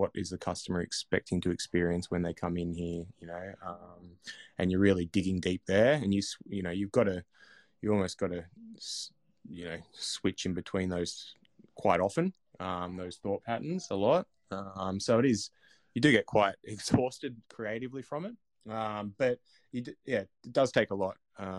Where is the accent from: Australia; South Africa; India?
Australia; Blue Mountains, New South Wales; I grew up in the Blue Mountains, and when I was lucky enough, my parents were English Poms over on the boats in the 70s, so I had no grandparents or anything, but over here.